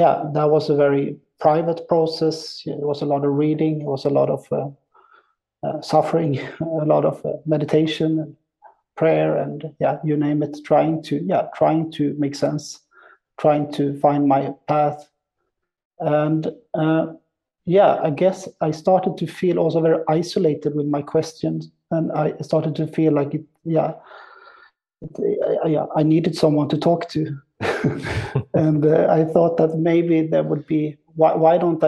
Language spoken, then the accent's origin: English; outside of Gothenburg, Västra Götaland, Sweden; moved away as an adult; also born or lived in Zurich, Switzerland; now in Berlin, Germany; I'm born and raised in Sweden, outside of Gothenburg on the west coast.